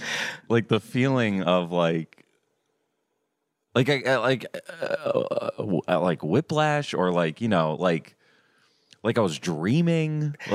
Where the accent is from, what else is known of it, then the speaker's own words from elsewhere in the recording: Florida, United States; I grew up in Florida where there's pools everywhere.